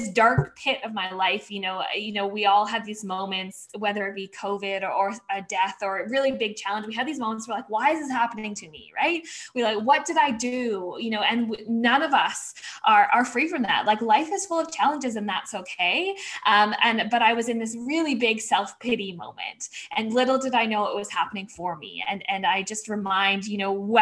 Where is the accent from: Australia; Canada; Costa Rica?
Canada; Vancouver, British Columbia; So I grew up in Vancouver, Canada.